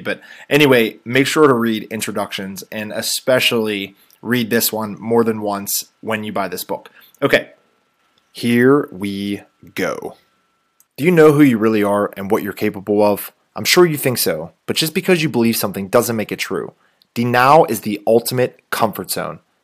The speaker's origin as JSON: {"language": "English", "area": "Robinson Township area, Pittsburgh", "region": "Pennsylvania", "country": "United States", "said": "the area I'm from"}